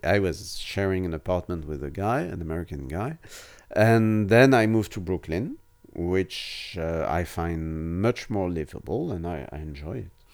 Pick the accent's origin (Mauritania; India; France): France